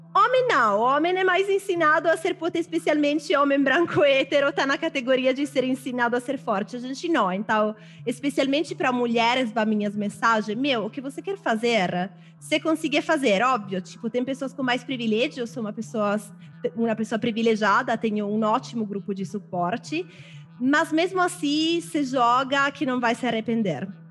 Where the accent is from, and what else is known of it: Milan, Lombardy, Italy; Portuguese is a second language; moved away as an adult; now in Brazil